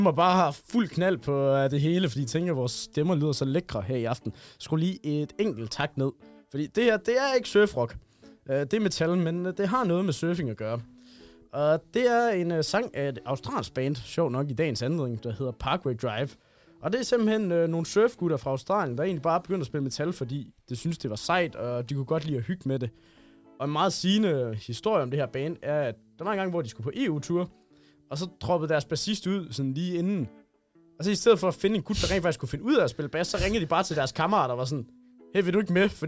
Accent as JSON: {"language": "Danish", "town": "Hørning", "region": "Central Denmark Region", "country": "Denmark", "tie": "born or raised there", "said": "Jo, det er julekalender optaget i Hørning, min hjemby, hvis I ikke vidste det."}